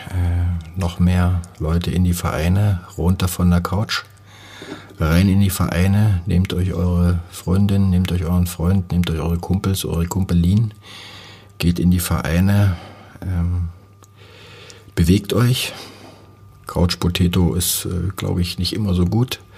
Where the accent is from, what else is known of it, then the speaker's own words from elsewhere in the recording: Bautzen, Saxony, Germany; now in Cottbus, Germany; Oberlausitzer, jetzt bin ich halt in der Niederlausitz, fühle mich als Lausitzer, fühle mich jetzt als Brandenburger und fühle mich auch als Cottbusser, ganz klar.